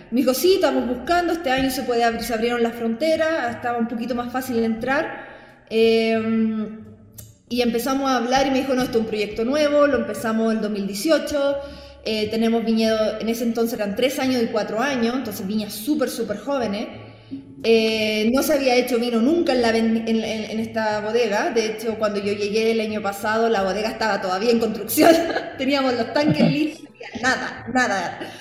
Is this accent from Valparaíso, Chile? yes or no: no; Talca, Maule, Chile; moved away as an adult; also born or lived in France; now in China; soy talquina, séptima región.